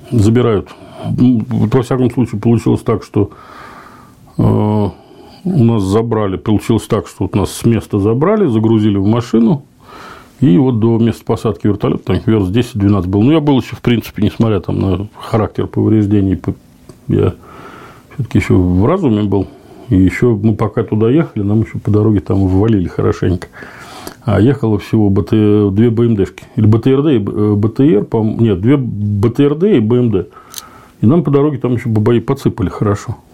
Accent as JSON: {"language": "Russian", "town": "Zelenograd", "region": "Moscow", "country": "Russia", "said": "Я говорю, из Москвы. Ну, из Москвы подразумеваю, я всем говорю, что я из Зеленограда."}